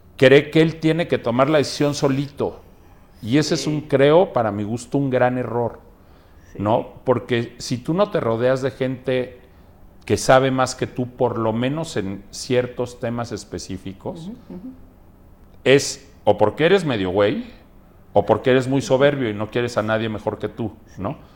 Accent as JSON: {"language": "Spanish", "country": "Mexico", "said": "soy mexicano. Sí. Digo, con mucho orgullo tengo descendencia libanesa, pero más orgullosamente soy mexicano"}